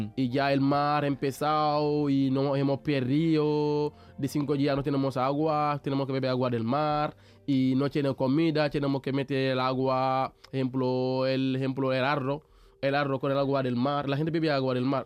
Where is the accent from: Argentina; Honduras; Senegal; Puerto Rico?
Senegal; Mbour, Thiès; Spanish is a second language; moved away as an adult; now in Seville, Spain; soy de Senegal y digamos soy de África